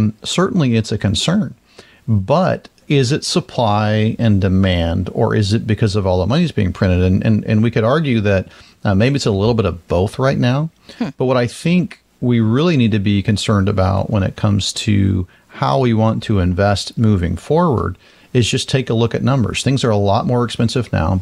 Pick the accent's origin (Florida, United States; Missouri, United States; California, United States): Florida, United States; growing up in Florida and just being in the South.